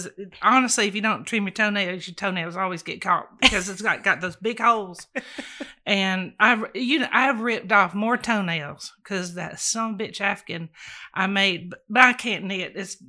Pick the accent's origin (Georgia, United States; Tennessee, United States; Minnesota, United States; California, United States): Georgia, United States; Climax; born there; Well, I was born in Climax, Georgia.